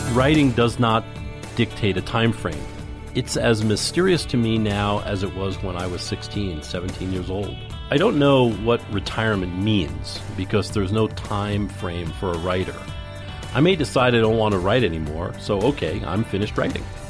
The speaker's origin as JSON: {"language": "English", "country": "United States", "said": "I knew who I was as an American"}